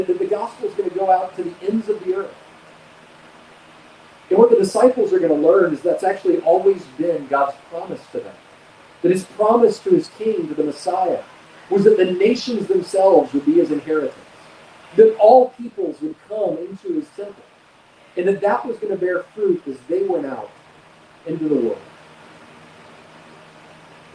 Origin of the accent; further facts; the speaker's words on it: Jacksonville, Florida, United States; I grew up in Jacksonville, and I grew up in church